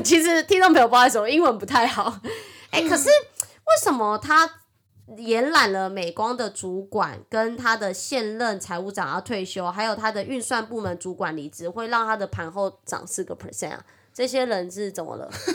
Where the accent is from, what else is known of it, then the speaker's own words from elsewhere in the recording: Taiwan; accent: Taiwanese Mandarin; 我是台湾国语界最正的俏妞